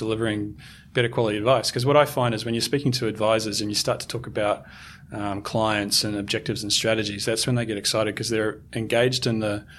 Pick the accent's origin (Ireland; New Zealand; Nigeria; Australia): New Zealand; because I'm a Kiwi, I'm going to give you an All Black analogy.